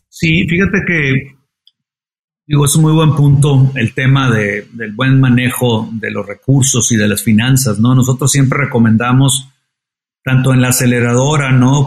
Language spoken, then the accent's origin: Spanish; Monterrey, Nuevo León, Mexico; soy regiomontano, eh, como tú dices, me gusta la carne asada, como, como la mayoría de los regios